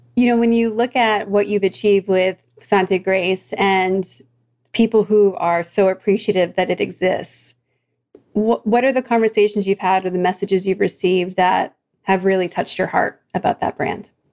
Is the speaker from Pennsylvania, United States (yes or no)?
yes; outside of Philadelphia, Pennsylvania, United States; also born or lived in New Jersey; now in Orange County, United States; my family moved, but we were outside of Philadelphia